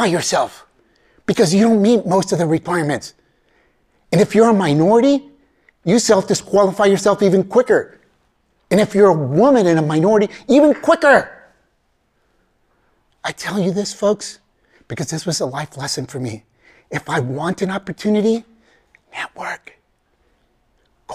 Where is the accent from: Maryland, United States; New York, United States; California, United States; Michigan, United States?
California, United States; Bay Area; English is a second language; I grew up in the Bay Area. I still live there in the Bay Area, you know, Silicon Valley